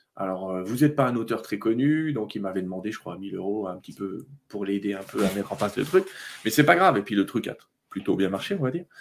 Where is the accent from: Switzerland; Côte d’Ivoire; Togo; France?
France; Vosges, Grand Est; je suis né dans les Vosges